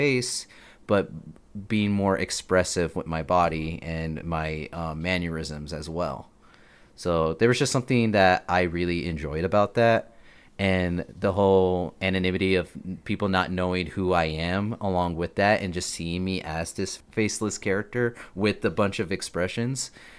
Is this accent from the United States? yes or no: yes; Texas, United States; also born or lived in El Paso, Texas; I was born in El Paso, Texas. I lived there for not the majority of my life, a good amount. And when my parents unfortunately got divorced, I transferred over to Milshi, Texas, where my mother grew up